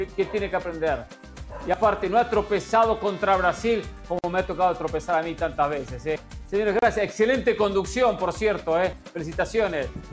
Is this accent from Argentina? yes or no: yes; Argentina; como argentino y como hincha de River